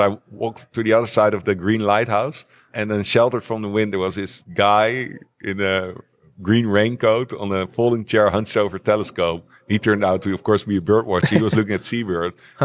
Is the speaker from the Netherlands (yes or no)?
yes; The Hague, South Holland, Netherlands; I grew up in The Hague, near the coast.